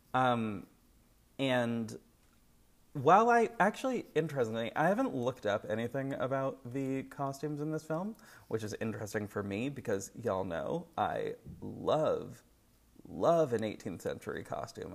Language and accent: English; United States; I am an American person